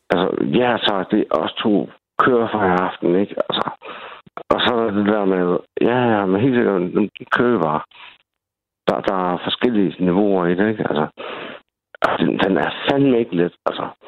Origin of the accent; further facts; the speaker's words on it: Svendborg, Southern Denmark, Denmark; also born or lived in Greenland; Jeg er fra Svendborg. Øhm, født og vokset, ikke? Originalt. Men, men jeg har også boet i Grønland i fem år.